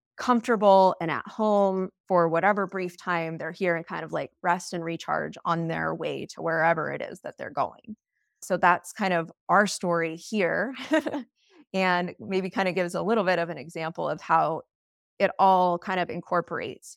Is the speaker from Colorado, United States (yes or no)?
yes; Steamboat Springs, Colorado, United States; I'm from Steamboat Springs, Colorado